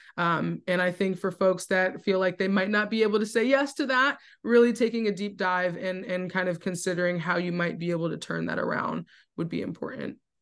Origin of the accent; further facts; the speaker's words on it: New Jersey, United States; moved away as an adult; now in Richmond, United States; I'm from Jersey. I've moved to Richmond, completely new environment